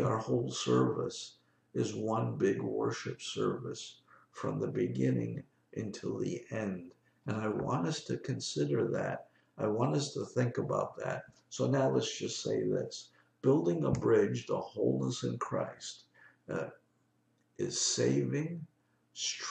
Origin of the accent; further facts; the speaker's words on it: New York, United States; I'm a New Yorker